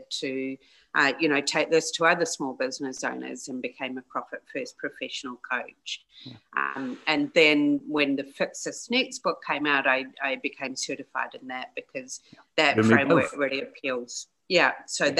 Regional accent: New Zealand; as a New Zealander

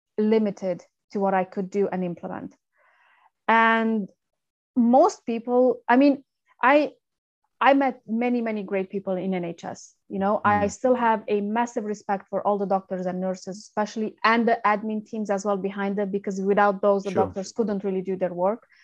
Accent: Romania; English is a second language; moved away as an adult; now in United Kingdom; I'm originally from Romania, and I came to the UK 11 years ago, just after I graduated university.

